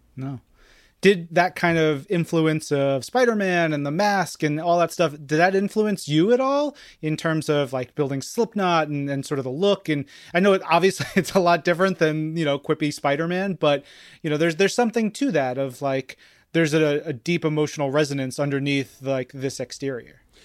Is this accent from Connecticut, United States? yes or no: no; New York, United States; I come from, I grew up in New York